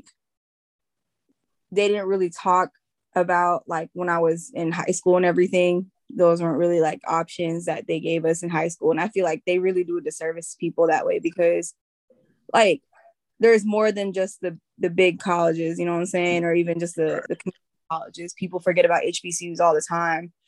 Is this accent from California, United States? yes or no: no; Jacksonville, Florida, United States; also born or lived in Philippines; So I'm originally from the Philippines. My mom immigrated here because, she wanted a better life and stuff. So she came here and then she brought us over after living here for a couple of years. So I've been here since I was like five. I've been in Duval my whole life. So I grew up in Jacksonville